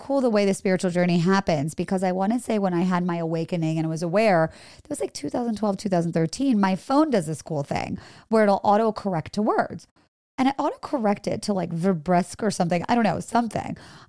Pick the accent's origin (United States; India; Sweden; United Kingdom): India; born there; You know, my parents are from India. I was born in India.